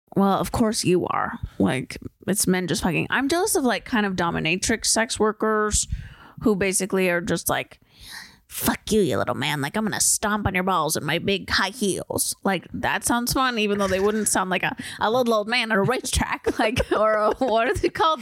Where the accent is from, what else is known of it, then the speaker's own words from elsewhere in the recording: San Diego, California, United States; I'm from San Diego